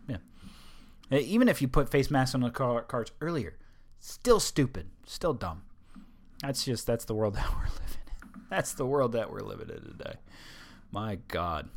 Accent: Delaware, United States; moved away; My home state.

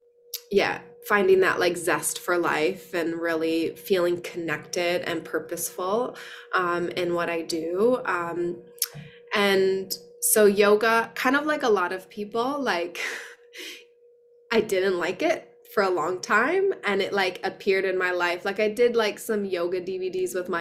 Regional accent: Wisconsin, United States; moved away as an adult; also born or lived in San Francisco; now in Sydney, Australia; I am originally from Wisconsin

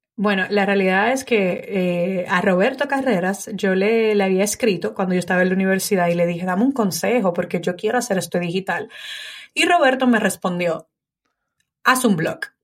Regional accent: Dominican Republic; moved away as an adult; also born or lived in Italy; now in Spain; en República Dominicana cuando nos mudamos de Italia

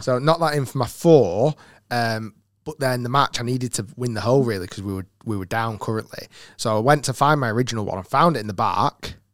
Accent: United Kingdom; being a Brit as well

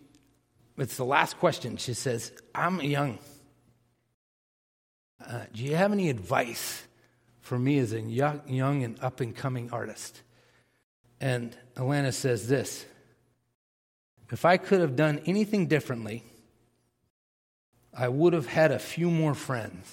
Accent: Massachusetts, United States; I grew up in Massachusetts.

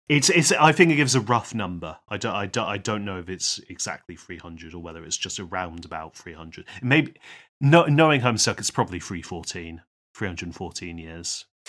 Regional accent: United Kingdom; We are, we are British

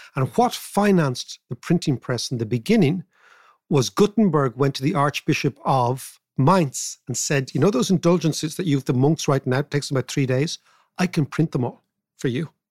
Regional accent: Ireland; I am Irish

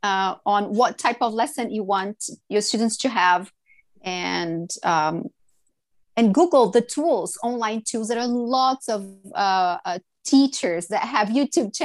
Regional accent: Brazil; English is a second language; moved away as an adult; now in Vancouver, Canada; I'm from Brazil and Brazilians are very talkative

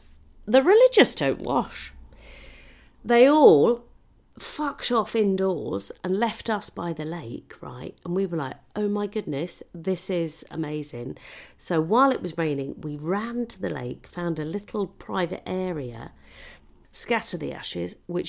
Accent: United Kingdom; just because we're British, and don't get me wrong, I love a pork pie

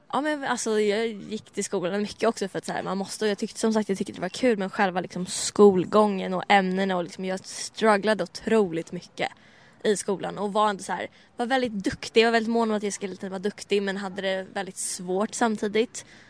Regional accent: Stockholm, Stockholm County, Sweden; växa upp liksom i Bromma där jag växte upp

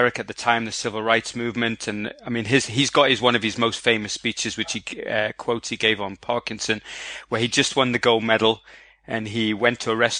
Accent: Egypt; now in London, United Kingdom; I'm Egyptian born. So I was born in Egypt. I live in London

